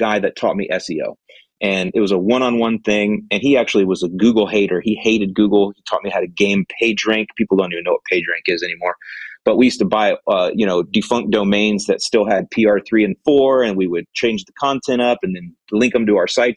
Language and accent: English; Florida, United States; moved away as an adult; also born or lived in Chicago, Illinois / Northwest Indiana; I'm born and raised in Florida, but for 15 years, I lived in Chicago, or outside of Chicago, Northwest Indiana